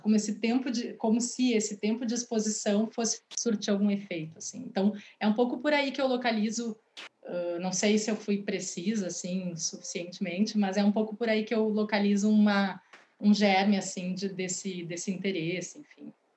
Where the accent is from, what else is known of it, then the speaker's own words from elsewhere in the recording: Porto Alegre, Rio Grande do Sul, Brazil; also born or lived in Rio de Janeiro / Maceió / São Paulo; eu moro em Porto Alegre, sou do Rio de Janeiro, morei em Maceió também quando pequena, é, e vim para cá bem pequena, com quase quatro anos.